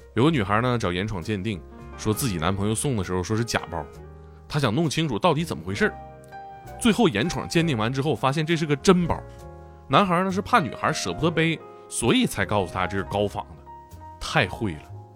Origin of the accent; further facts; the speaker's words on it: Tieling / Shenyang, Liaoning, China; moved away; 咱俩其实老家还挺近嗯，也挺近。对，铁岭的嗯，沈阳的